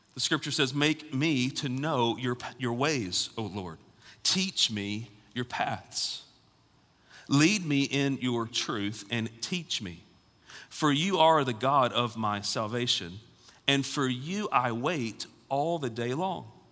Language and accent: English; Alabama, United States; also born or lived in Raleigh, North Carolina; now in Knoxville, United States; I grew up in Alabama